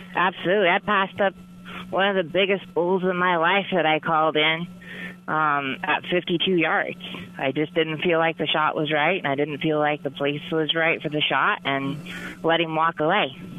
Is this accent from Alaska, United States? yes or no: yes; Alaska, United States; I grew up in Alaska